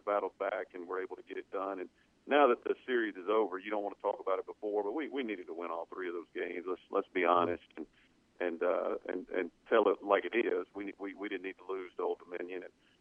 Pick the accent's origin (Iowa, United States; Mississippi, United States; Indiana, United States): Mississippi, United States; I'm from Mississippi